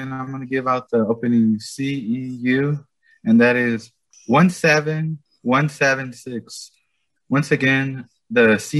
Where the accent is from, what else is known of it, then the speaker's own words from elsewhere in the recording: California, United States; I'm from California.